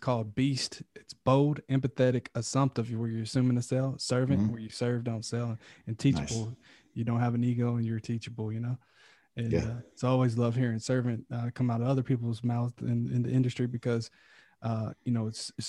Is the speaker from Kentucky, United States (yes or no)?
yes; Kentucky, United States; moved away as an adult; now in Calabasas, United States; I'm originally from Kentucky, born and raised, and then a year and a half ago, moved to Calabasas, California to pursue my potential.